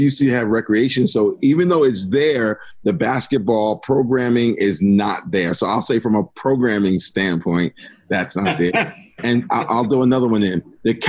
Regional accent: Asbury Park, New Jersey, United States; also born or lived in Neptune, New Jersey; I grew up in Asbury. I taught in Asbury. I taught in Asbury High School for 3 years as a history teacher.

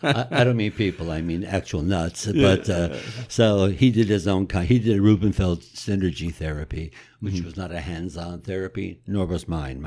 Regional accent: Passaic, New Jersey, United States; also born or lived in Wilkes-Barre, Pennsylvania; Well, born in actually Wilkes-Barre and got here when I was 6 months old. And all my family lived in Passaic for the most part.

